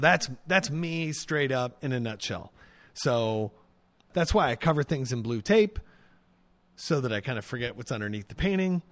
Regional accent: Pontiac, Illinois, United States; moved away as an adult; also born or lived in Zuni, New Mexico; I grew up in, uh, Pontiac, Illinois, which is a small town

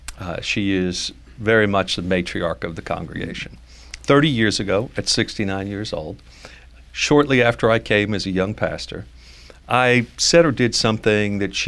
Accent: New York City, New York, United States; now in Dallas, United States; in Brooklyn, New York, Concord Baptist Church of Christ in Brooklyn. I went to high school in Brooklyn. I'm a New Yorker.

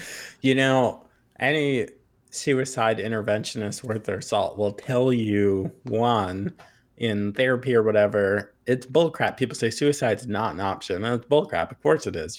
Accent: Long Island, New York, United States; I'm from Long Island, so I'm not a farm person at all

